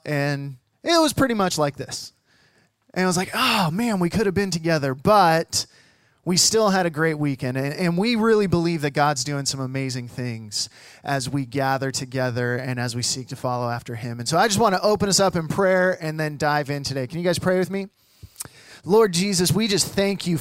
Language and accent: English; the Northwest, Pacific Northwest, United States; moved away; I'm from the Northwest and my family's from the Northwest